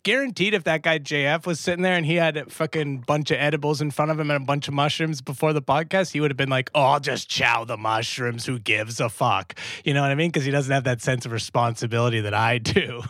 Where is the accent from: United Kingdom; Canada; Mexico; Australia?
Canada; I'm, of course, Canadian